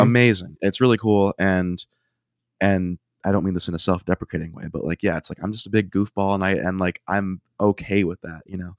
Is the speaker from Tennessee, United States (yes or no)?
no; Ohio, United States; We're all from Ohio